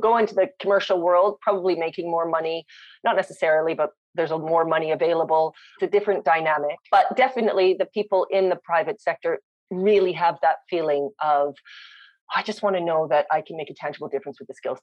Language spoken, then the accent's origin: English; Winnipeg, Manitoba, Canada; accent: Canadian; moved away; also born or lived in South Africa / London, Ontario / Bangkok / London, England; I grew up in Winnipeg